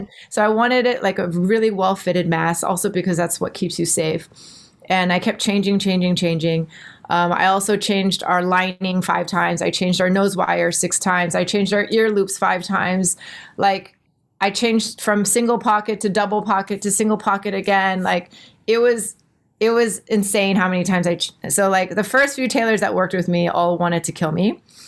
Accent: Texas, United States; moved away as an adult; now in Singapore; I'm from Texas, all the proms and homecomings

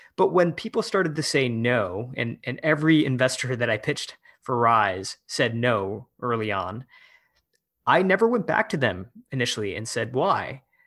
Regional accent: Michigan, United States; moved away as an adult; also born or lived in San Francisco; I moved back to my hometown in Michigan to run for office

